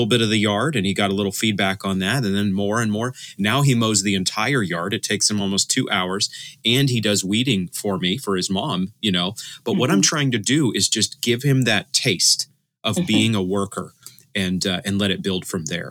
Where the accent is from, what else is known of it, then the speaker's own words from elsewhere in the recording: Maine, United States; I'm from Maine myself